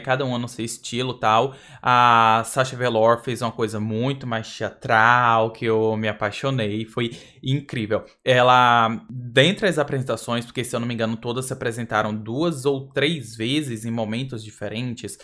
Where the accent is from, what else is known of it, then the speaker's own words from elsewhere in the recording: Brazil; sou do Brasil